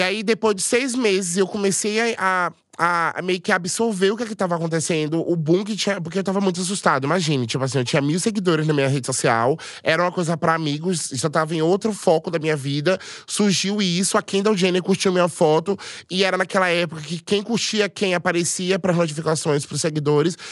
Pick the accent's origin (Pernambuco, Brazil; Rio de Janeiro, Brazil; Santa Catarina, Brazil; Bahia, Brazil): Bahia, Brazil; Salvador; Eu sou de Salvador, tenho 31 anos